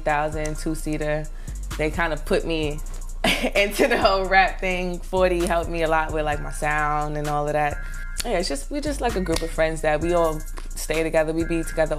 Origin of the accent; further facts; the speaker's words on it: New York City, New York, United States; also born or lived in North Carolina; I'm from Brooklyn, East New York, Cypress Hills Project. I've been in Brooklyn all my life.